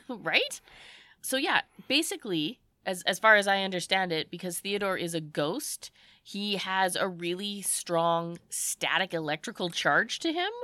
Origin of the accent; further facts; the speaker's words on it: Canada; we're Canadian